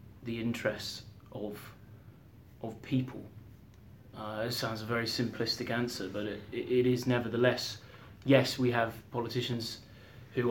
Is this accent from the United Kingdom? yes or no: yes; Beaconsfield, South East England, United Kingdom; also born or lived in Cairo; I grew up in Beaconsfield and I lived briefly abroad. So I lived in Cairo for 3 years.